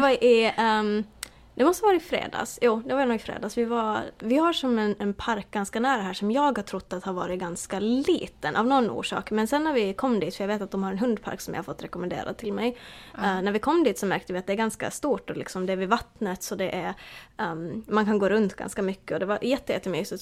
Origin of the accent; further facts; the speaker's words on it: Åland Islands; moved away as an adult; now in United States; hemma på Åland